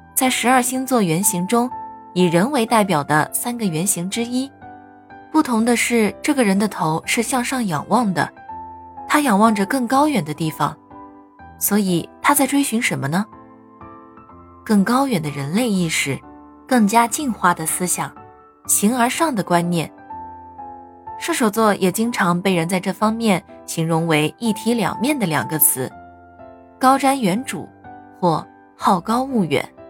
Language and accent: Chinese; Inner Mongolia, China; 在我的家乡内蒙古